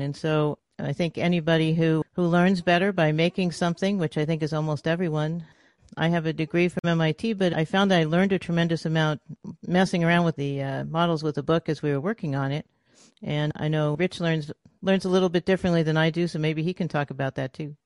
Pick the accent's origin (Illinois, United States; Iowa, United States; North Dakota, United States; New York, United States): New York, United States; New York City; moved away as an adult; also born or lived in Massachusetts; now in California, United States; I'm originally from New York City, then went up to, to M I T to go to school, and then out here to California